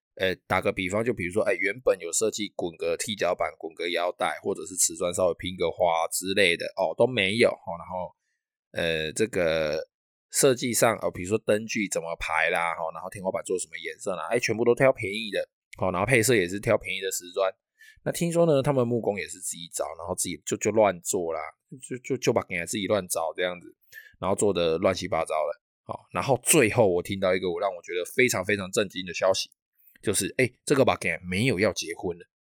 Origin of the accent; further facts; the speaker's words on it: Taiwan; 我们台湾人最重要的春节